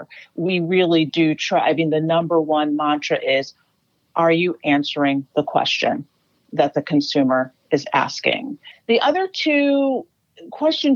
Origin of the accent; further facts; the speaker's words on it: Chicago, Illinois, United States; Chicago, Illinois, Northside, Lincoln Park neighborhood.